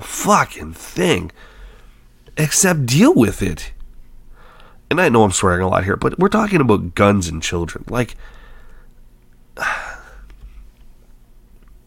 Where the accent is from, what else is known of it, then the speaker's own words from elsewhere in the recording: Canada; I'm a Canadian